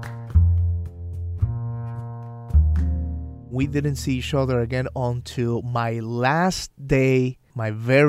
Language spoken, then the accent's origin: English; San Sebastián, Puerto Rico; moved away; I was born and raised in a small town in the west of Puerto Rico. It's called San Sebastian